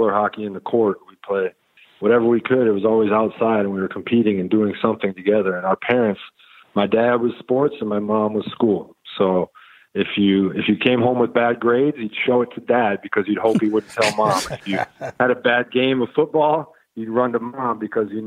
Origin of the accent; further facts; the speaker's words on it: Wisconsin, United States; moved away; also born or lived in Texas; I grew up in Wisconsin, a small town